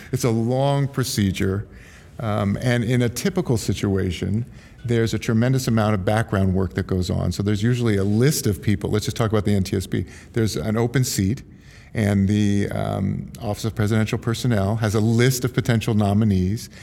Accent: Silicon Valley / San Francisco area, California, United States; I'm third generation San Francisco. I'm from Silicon Valley

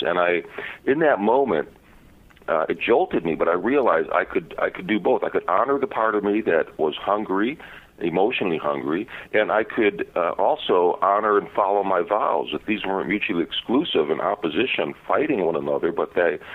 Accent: Chicago, Illinois, United States; I grew up in Chicago in a kind of tough neighborhood

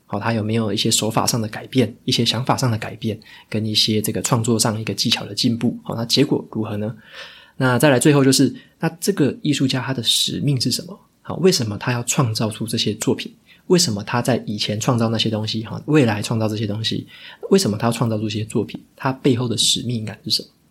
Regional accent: Taitung, Taitung County, Taiwan; 我在这个台东出生嘛，所以说在我们乡下那边

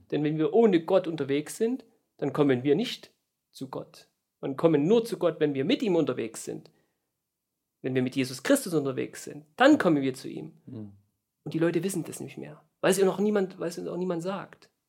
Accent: East Germany, Germany; born there; Und ich bin ja ein gebürtiger Ostdeutscher.

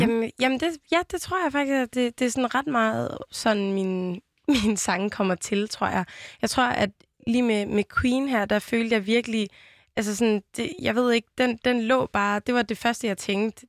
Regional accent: Vejle, Southern Denmark, Denmark; accent: Jutlandic; jeg er jo vokset op i Vejle, og så lyder man sådan her

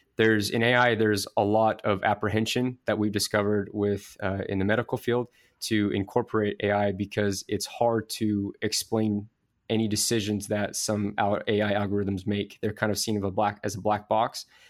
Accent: Idaho Falls, Idaho, United States; I actually am from Idaho Falls, Idaho

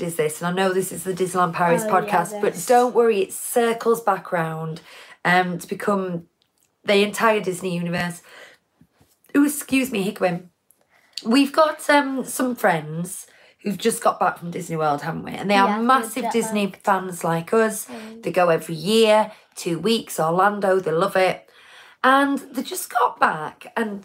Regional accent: United Kingdom; We're British

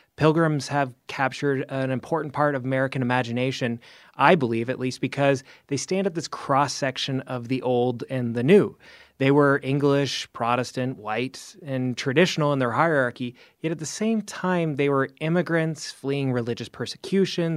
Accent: Canada; now in United States; I'm actually Canadian

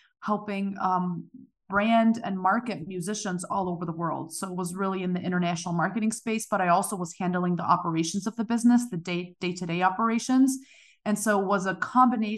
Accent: Germany; moved away as an adult; now in United States; originally I'm from Germany. I was born and raised there.

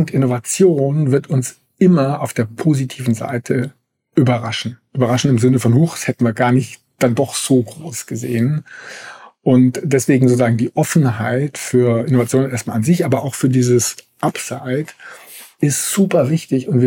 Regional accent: Germany; dass wir als, als Deutsche da so langsam das also verstanden haben

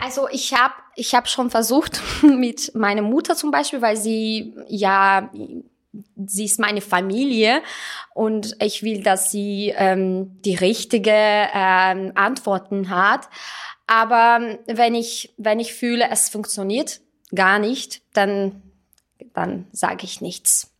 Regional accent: Russia; German is a second language; moved away as an adult; now in Salzburg, Austria; ich bin ähm, eigentlich Armenierin, ich bin in Russland aufgewachsen

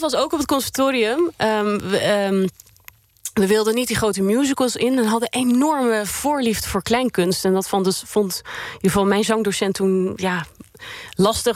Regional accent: Netherlands; born or raised there; also born or lived in Sweden

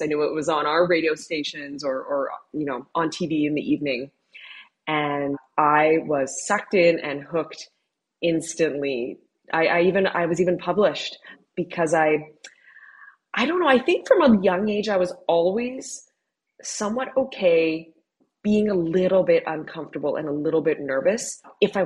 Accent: Southern Ontario, Canada; I grew up in Southern Ontario

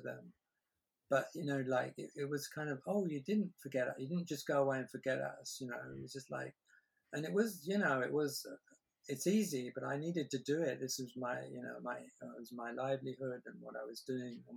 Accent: England, United Kingdom; I'm English

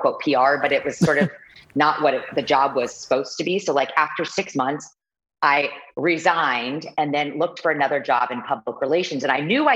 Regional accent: Kansas City, United States; moved away as an adult; also born or lived in New York / Los Angeles; I am from Kansas City and I'm 42 years old

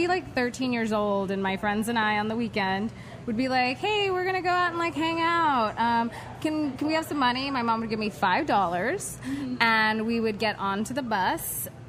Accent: El Paso, Texas, United States; also born or lived in Los Angeles, California; I went to high school in El Paso. So I grew up in Los Angeles till I was 10. And then I went to, and then my parents were from El Paso, Texas. So they moved back home and took their children with them.

